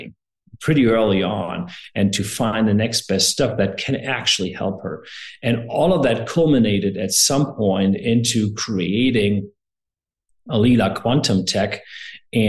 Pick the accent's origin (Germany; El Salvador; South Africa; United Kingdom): Germany; moved away as an adult; also born or lived in Seattle, United States; now in United States; I'm from Germany originally. I am German, but I'm also American.